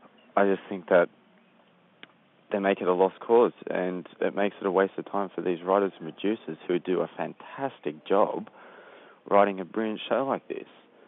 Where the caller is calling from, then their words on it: Sydney, New South Wales, Australia; I'm calling from Sydney, Australia.